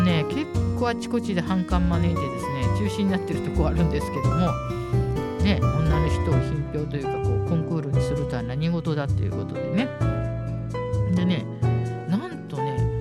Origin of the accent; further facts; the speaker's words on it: Hikifune, Tokyo, Japan; 引船で生まれ育ったニジェール物語作者